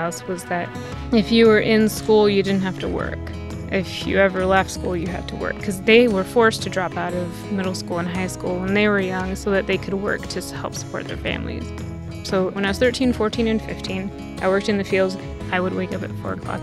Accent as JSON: {"language": "English", "town": "Warden", "region": "Washington", "country": "United States", "tie": "born or raised there", "said": "I was born and raised here in the United States"}